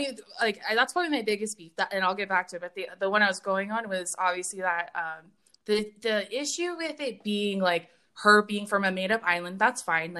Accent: Hawaii, United States; I'd be like, oh yeah, I mean, I'm Hawaiian or whatever.

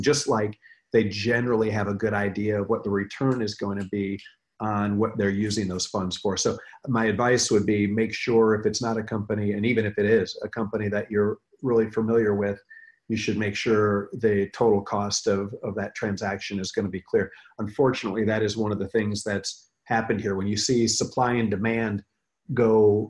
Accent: Michigan, United States; I grew up in Michigan

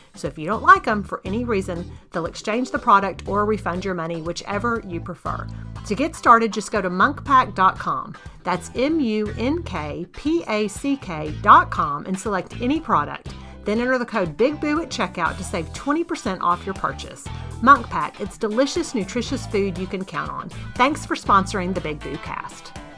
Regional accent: Texas, United States; as a Texan

